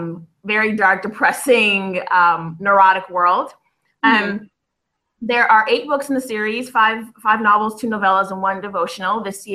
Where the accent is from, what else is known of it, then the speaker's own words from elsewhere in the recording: Chicago, Illinois, United States; now in Dallas, United States; I'm born and raised in Chicago, Illinois. I live in the South now in Dallas, Texas.